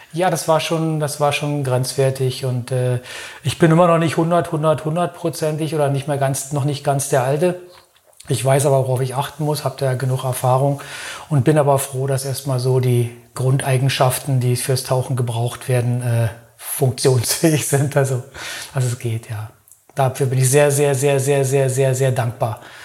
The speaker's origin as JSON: {"language": "German", "region": "Berlin", "country": "Germany", "moved": "yes", "lives_now": "Lörrach, Germany", "said": "Ich komme eigentlich aus Berlin"}